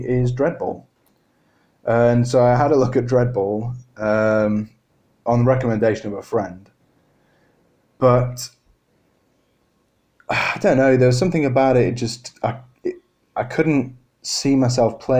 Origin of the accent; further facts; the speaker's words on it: Harrogate, Yorkshire and the Humber, United Kingdom; moved away as an adult; also born or lived in Birmingham; when I moved away from my hometown over in Harrogate, I moved down to Birmingham for Warwick University